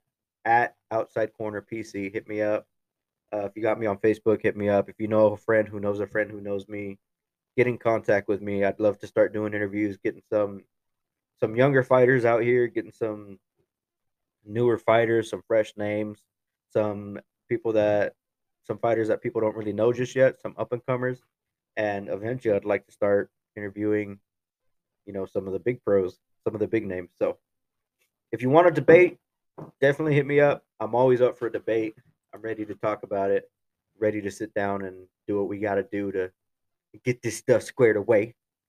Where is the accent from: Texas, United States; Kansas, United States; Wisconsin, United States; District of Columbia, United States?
Kansas, United States; my home state, Kansas.